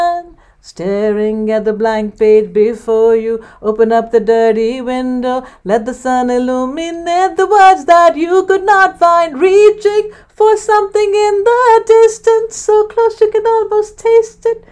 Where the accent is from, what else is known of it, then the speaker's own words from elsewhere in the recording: India; now in Livingston, United States; I come from India